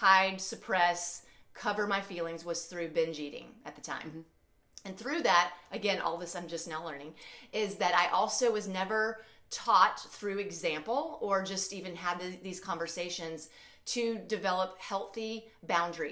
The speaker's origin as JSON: {"language": "English", "region": "Alabama", "country": "United States", "also_born_or_lived": "St. Louis area", "moved": "as an adult", "lives_now": "St. Louis, United States", "said": "I'm originally from Alabama, but I live in the St. Louis area"}